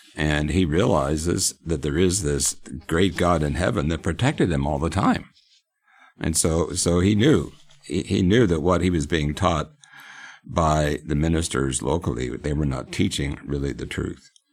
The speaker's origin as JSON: {"language": "English", "region": "Pennsylvania", "country": "United States", "tie": "born or raised there", "moved": "yes", "said": "I grew up in Pennsylvania"}